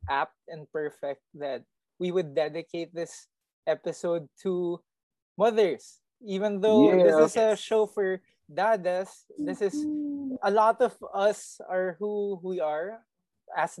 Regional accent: Philippines; now in Manila, Philippines; I grew up in Maga

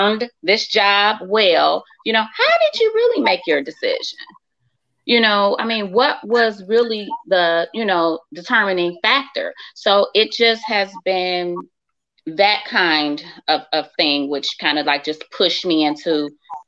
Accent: Chicago, Illinois, United States; I grew up in Chicago

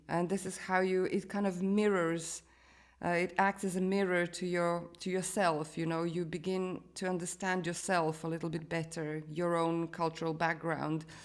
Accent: Croatia; moved away as an adult; also born or lived in London; I was born in Croatia

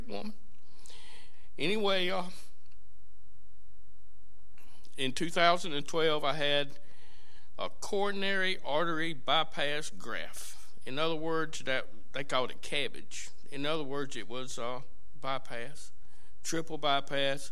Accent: Duplin County, North Carolina, United States; I was brought up in Duplin County back in the 1900s.

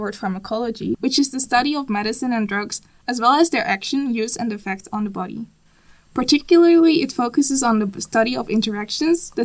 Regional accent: Netherlands; I am from the Netherlands

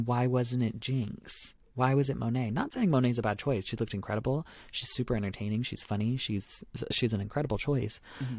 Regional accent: Canada; because we're Canadian.

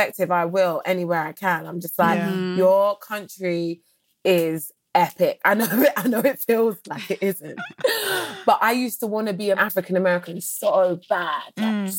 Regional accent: England, United Kingdom; moved away as an adult; I'm from England

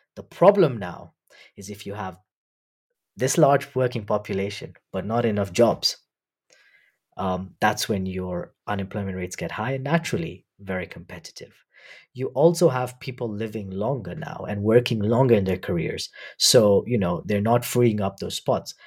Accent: Nairobi, Kenya; also born or lived in University of Warwick, United Kingdom; I was born in Nairobi. I've grown up here.

